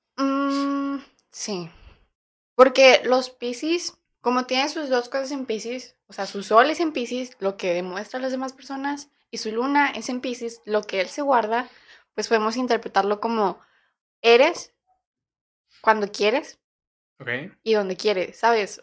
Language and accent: Spanish; Torreón, Coahuila, Mexico; nosotros nacimos en Coahuila, Torreón